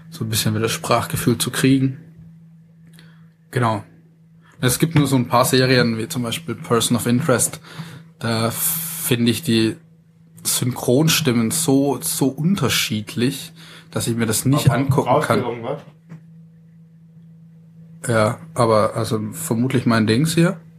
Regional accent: Baden-Württemberg, Germany; ich komme ja aus dem Ländle

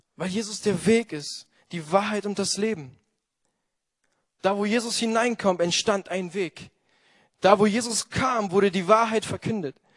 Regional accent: Italy; moved away; als Italiener

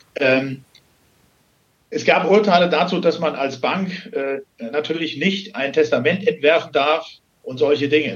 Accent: Hesse, Germany; moved away as an adult; now in Wienhausen, Germany; ich komme gebürtig aus Hessen und bin vor knapp 17 Jahren hier beruflich bedingt hingekommen

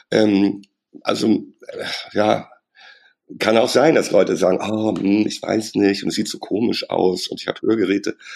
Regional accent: Hamburg, Germany; ich komme aus Hamburg und da redet man halt so miteinander.

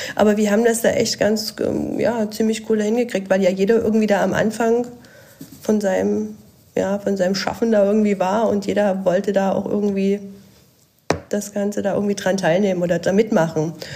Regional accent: Dresden, Saxony, Germany; Ich komme aus Dresden

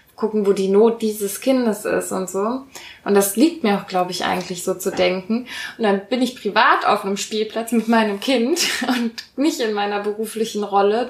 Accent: Rhineland, Germany; accent: Rhineland sch/ch feature; habe ich diesen ähm, schch fehler manchmal, den man hier so im Rheinland hat

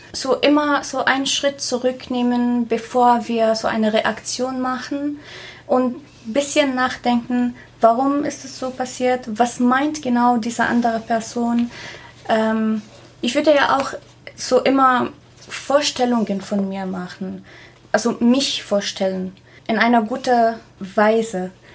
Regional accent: Syria; German is a second language; moved away as an adult; also born or lived in Passau; now in Germany; ich komme aus Syrien

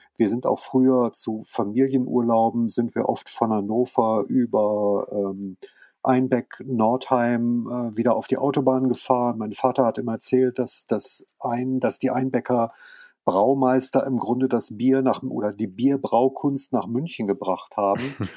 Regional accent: France; also born or lived in near Hanover, Germany; now in Germany; ich bin ja in Frankreich geboren und da aufgewachsen

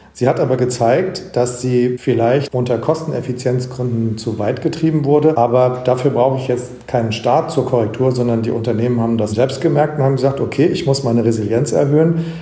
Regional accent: Germany; als Deutsche

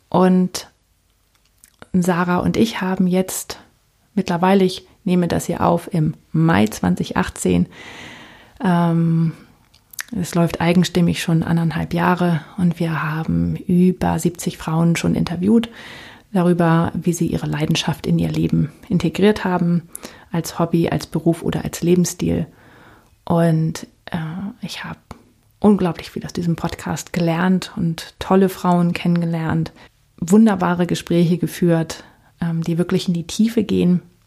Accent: Northern Germany, Germany; also born or lived in United States; now in Palatinate, Germany; Ich komme ursprünglich aus Norddeutschland

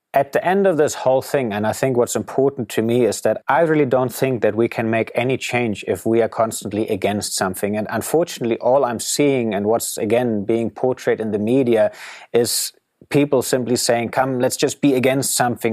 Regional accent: Germany; moved away as an adult; growing up in Germany

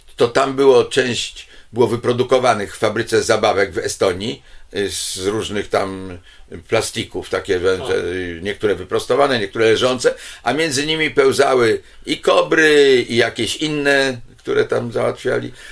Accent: Poland; ja z Polski

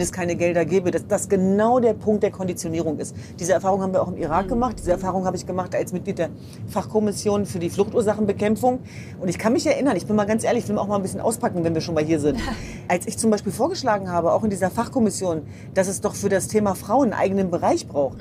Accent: Germany; als Deutsche

